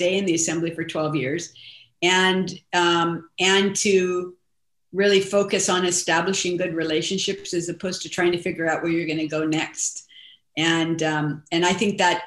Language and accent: English; Southern California, United States; also born or lived in Arizona / Salinas, California; I grew up in Southern California